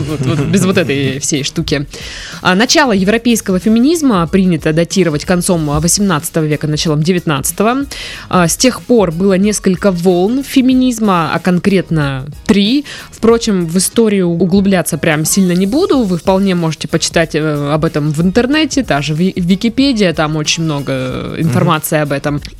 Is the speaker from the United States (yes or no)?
yes; United States; Russian is a second language; now in Russia; Я недавно приехала в Россию, и мне очень интересно услышать ваше мнение по поводу феминизма. Я сама из Америки